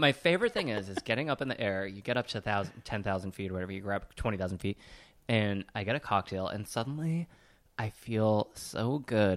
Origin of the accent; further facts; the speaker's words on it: Sheboygan, Wisconsin, United States; I am from Sheboygan